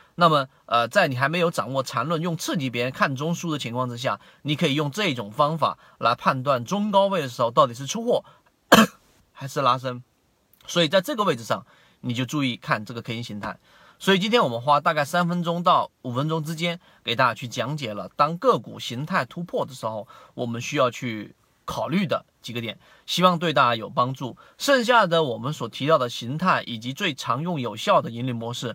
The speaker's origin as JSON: {"language": "Chinese", "country": "China", "said": "我们中国人"}